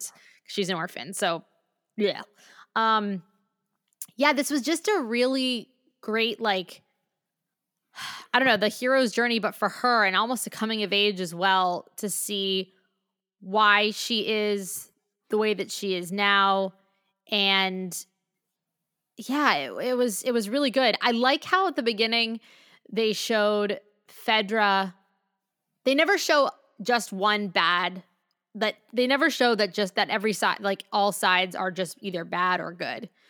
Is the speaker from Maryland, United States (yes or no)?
yes; Maryland, United States; I'm from Maryland